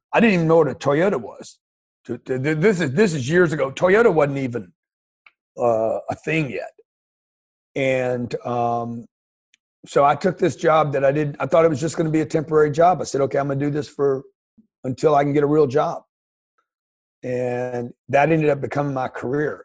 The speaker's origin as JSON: {"language": "English", "town": "Lake Charles", "region": "Louisiana", "country": "United States", "tie": "born or raised there", "said": "I grew up in Lake Charles, Louisiana, middle class family, a single mother"}